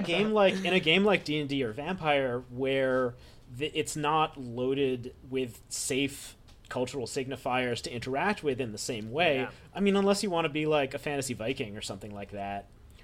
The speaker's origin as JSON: {"language": "English", "country": "Philippines", "said": "I've done it before, and I'm not Chinese, I'm Filipino."}